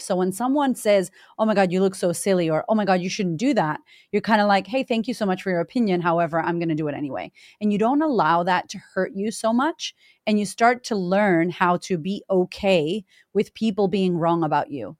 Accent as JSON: {"language": "English", "town": "Boston", "region": "Massachusetts", "country": "United States", "tie": "born or raised there", "moved": "as an adult", "said": "I grew up in Boston, Massachusetts, in America"}